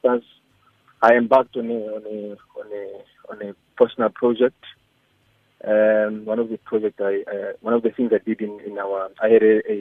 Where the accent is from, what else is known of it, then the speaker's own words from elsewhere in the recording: South Africa; moved away as an adult; now in Tanzania; I come from Afrika Kusini